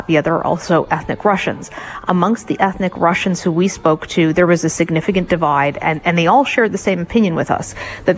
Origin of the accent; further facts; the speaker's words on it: Canada; we're Canadian